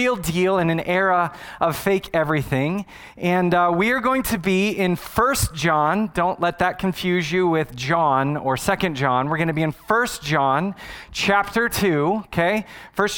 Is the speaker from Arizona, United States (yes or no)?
yes; Arizona, United States; I was born and raised in Arizona